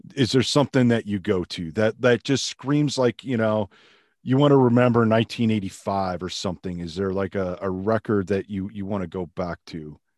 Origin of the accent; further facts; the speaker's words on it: outside of Chicago, Illinois, United States; I grew up outside of Chicago